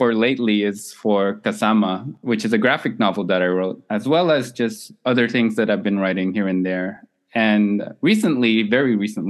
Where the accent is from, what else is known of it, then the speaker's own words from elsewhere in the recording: Montreal, Quebec, Canada; born and raised in Montreal, specifically in Côte des Neiges, which is where you have the highest demographic of Filipinos.